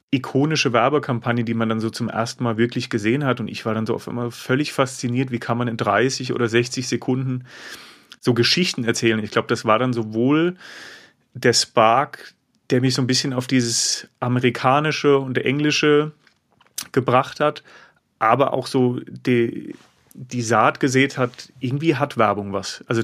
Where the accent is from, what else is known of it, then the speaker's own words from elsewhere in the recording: Hesse, Germany; aus dem Rheingau.